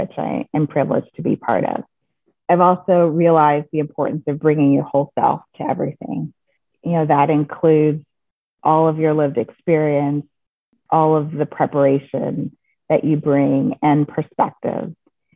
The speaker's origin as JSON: {"language": "English", "region": "the South", "country": "United States", "tie": "born or raised there", "said": "I grew up in the South in the 70s"}